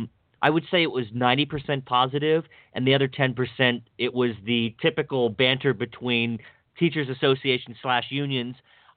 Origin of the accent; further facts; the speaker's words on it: Dunirvin Drive, Washington County, Maryland, United States; where I grew up on Dunirvin Drive